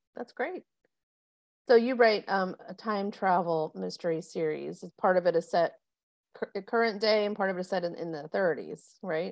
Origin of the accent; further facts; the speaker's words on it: South Florida, United States; moved away; I grew up in South Florida